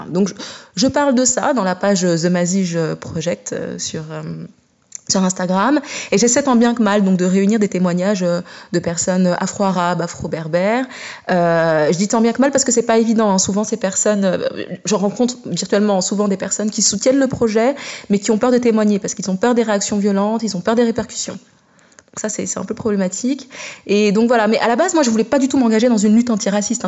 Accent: France; moi je suis d'origine marocaine et centrafricaine, je suis née et j'ai grandi euh, en France

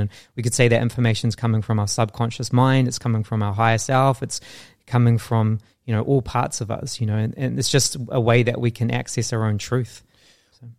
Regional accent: New Zealand; growing up in New Zealand I really struggled with my sense of self

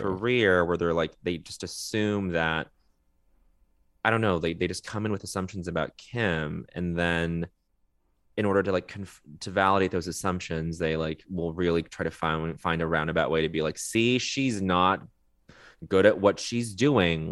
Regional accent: Montreal, Quebec, Canada; moved away; growing up in Montreal for a portion of my childhood

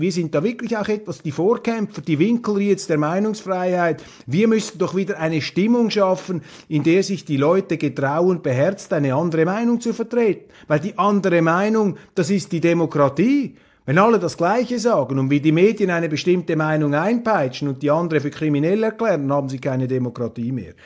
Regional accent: Switzerland; als Schweizer

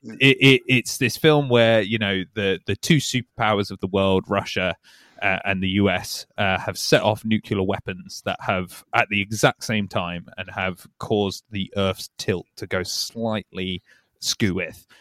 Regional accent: Yorkshire and the Humber, United Kingdom; now in London, United Kingdom; I'm from Yorkshire

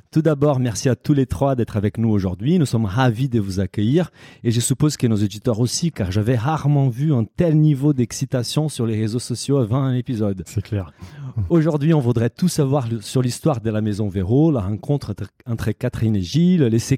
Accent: Brazil; moved away; moi je suis brésilien

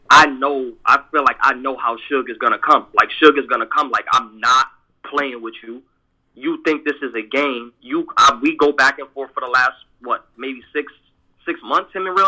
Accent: East Coast, United States; I'm from the East Coast

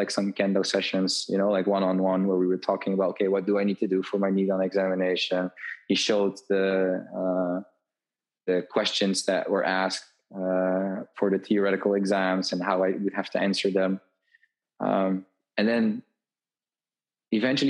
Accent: Tilburg, North Brabant, Netherlands; also born or lived in Japan; I went back to the south of the Netherlands, to my hometown

